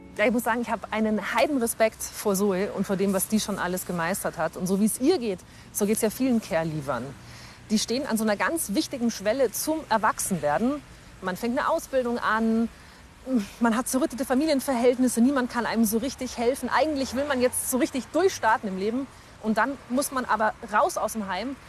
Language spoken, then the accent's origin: German; Augsburg, Bavaria, Germany; moved away; in meine Heimatstadt nach Augsburg